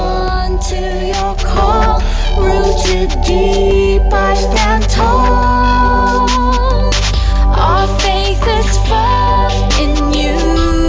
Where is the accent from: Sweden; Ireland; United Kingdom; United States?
United Kingdom; Lincolnshire, East Midlands; I'm from Lincolnshire in England